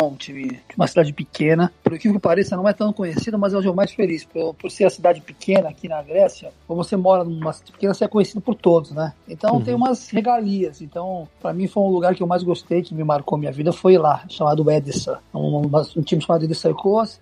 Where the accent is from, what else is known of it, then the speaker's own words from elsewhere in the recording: Santos, São Paulo, Brazil; moved away as an adult; now in Greece; sou natural de Santos